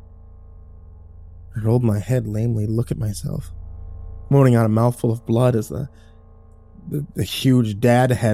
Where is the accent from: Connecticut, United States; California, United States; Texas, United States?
Texas, United States; I'm from Texas